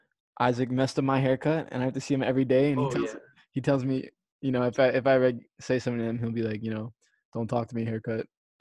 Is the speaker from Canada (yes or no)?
no; Cheltenham, Pennsylvania, United States; moved away; also born or lived in Miami; we actually grew up in the same neighborhood, Cheltenham, Philadelphia, Pennsylvania.